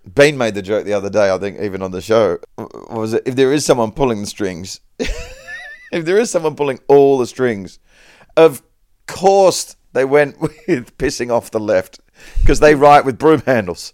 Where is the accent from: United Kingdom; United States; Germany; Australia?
Australia; Perth, Western Australia; I was raised in Perth, Western Australia